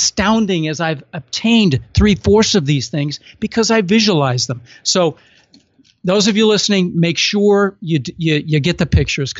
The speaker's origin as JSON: {"language": "English", "town": "Denver", "region": "Colorado", "country": "United States", "tie": "born or raised there", "said": "I had, you know, the palm trees because I grew up in Denver"}